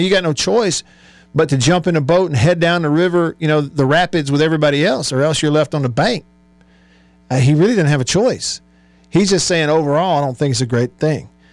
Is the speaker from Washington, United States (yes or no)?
no; Tupelo, Mississippi, United States; my hometown of Tupelo, Mississippi